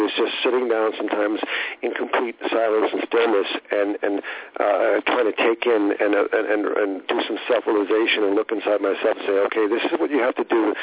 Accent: Southern California, United States; moved away; also born or lived in Hollywood, California / Hawaii / Las Vegas; I grew up in Southern California

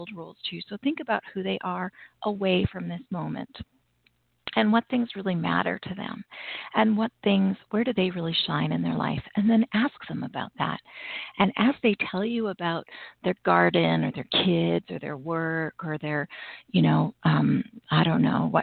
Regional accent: Canada; I'm Canadian and Thanksgiving is long past for us.

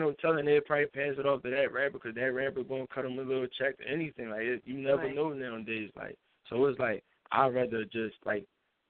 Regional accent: Philadelphia, Pennsylvania, United States; I was from Philly.

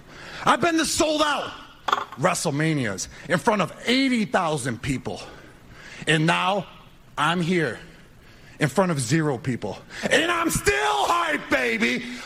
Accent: Buffalo, New York, United States; Buffalo, New York, my hometown.

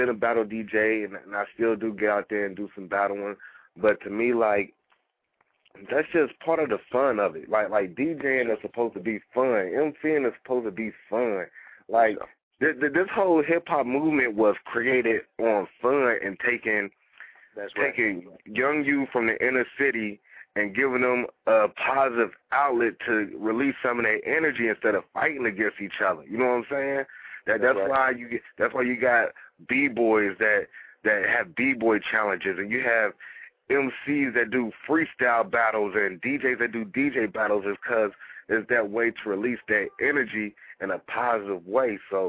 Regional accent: West Coast, United States; now in North Carolina, United States; a lot of cats know that I grew up on the West Coast, but I've been here in North Carolina since 1995.

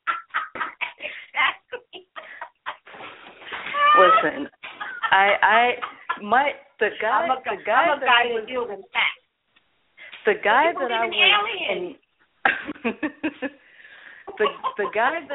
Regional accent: the South, United States; now in tri-state area, United States; I grew up in the South

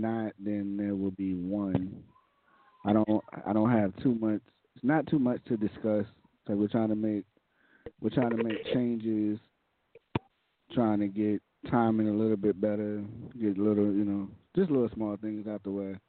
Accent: New York City, New York, United States; I grew up on Riverdale

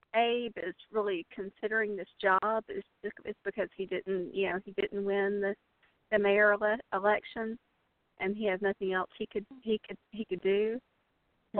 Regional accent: Columbia, South Carolina, United States; growing up in Columbia, South Carolina

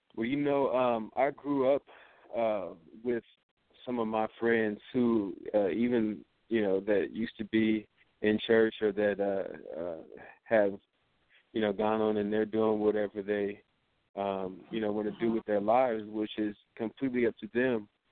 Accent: Los Angeles, California, United States; moved away as an adult; now in Des Moines, United States; I'm from Los Angeles

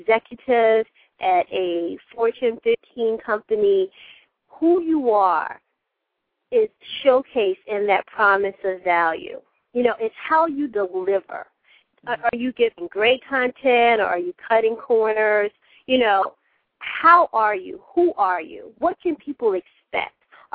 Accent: South Carolina, United States; I'm from South Carolina

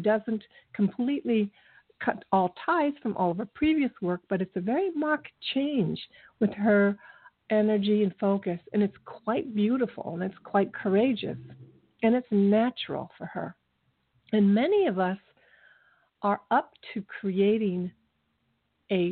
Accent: Ohio, United States; moved away as an adult; I moved away from Ohio just to get away from them

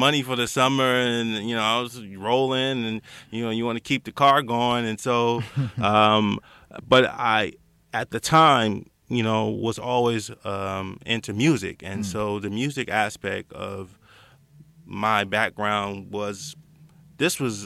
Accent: Los Angeles, California, United States; I grew up in Los Angeles area, out of Baldwin Hills, that Crenshaw District area

